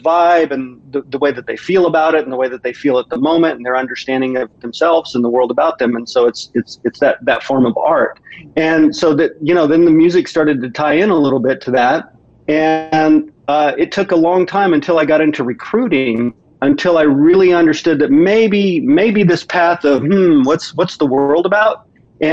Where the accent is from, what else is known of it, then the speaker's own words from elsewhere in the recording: Midwest, United States; I grew up in the Midwest